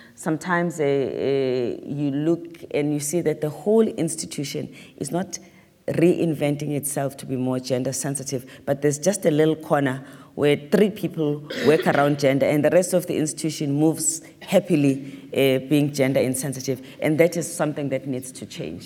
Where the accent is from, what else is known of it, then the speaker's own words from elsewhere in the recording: South Africa; as a South African